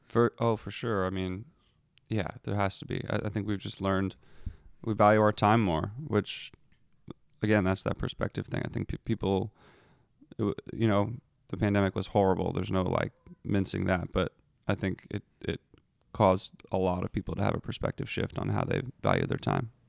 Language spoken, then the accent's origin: English; Philadelphia, Pennsylvania, United States; I grew up in Philadelphia